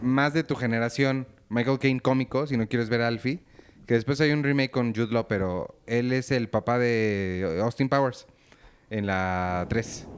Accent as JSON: {"language": "Spanish", "town": "Naucalpan", "region": "State of Mexico", "country": "Mexico", "said": "la gente de donde yo soy? Ay, satelucos"}